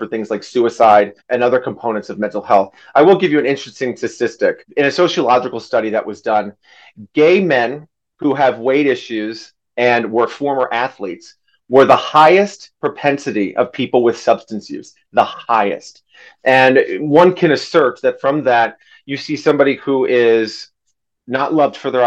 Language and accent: English; Grand Rapids, Minnesota, United States; as well as a 988 suicide de-escalator in my hometown of Grand Rapids, Minnesota